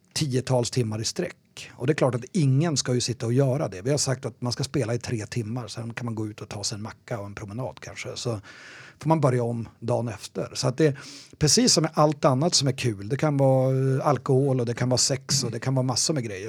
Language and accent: Swedish; Umeå, Västerbotten County, Sweden; moved away as an adult; also born or lived in Gothenburg; now in Stockholm, Sweden; Jag, jag kommer från Umeå från början.